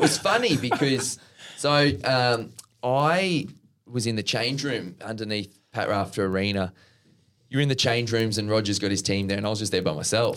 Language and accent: English; Brisbane, Queensland, Australia; my folks' place at Norman Park.